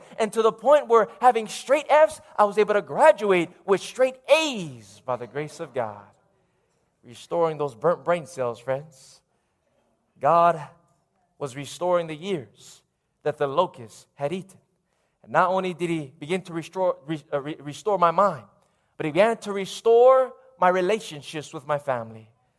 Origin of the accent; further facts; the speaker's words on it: Lahaina, Hawaii, United States; also born or lived in Fiji; born in Fiji, raised here in Maui, growing up in Lahaina